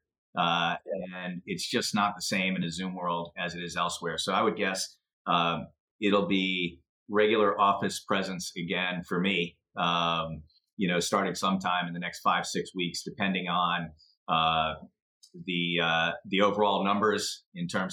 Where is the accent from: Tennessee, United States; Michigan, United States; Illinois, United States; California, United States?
Illinois, United States; Chicago; also born or lived in suburban Philadelphia; now in Philadelphia, United States; I grew up in Chicago